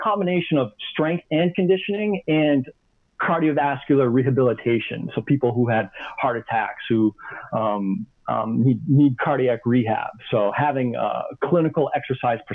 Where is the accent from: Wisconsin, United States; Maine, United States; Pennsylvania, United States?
Maine, United States; moved away as an adult; also born or lived in Southwest Florida / Salt Lake City; I was born. I grew up in Maine. I left Maine right after high school.